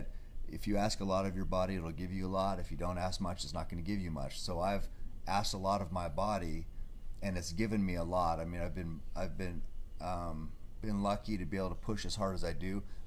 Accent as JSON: {"language": "English", "town": "Marcola", "region": "Oregon", "country": "United States", "tie": "born or raised there", "said": "I grew up hunting in Marcola, a small town, you know, logging community"}